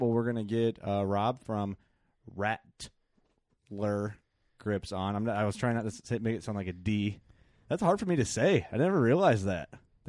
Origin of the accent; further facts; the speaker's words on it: Illinois, United States; accent: Illinois; that was my Illinois accent came out.